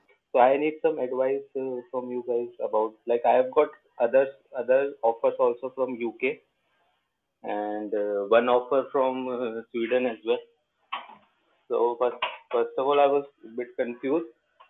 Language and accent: English; India; I'm from India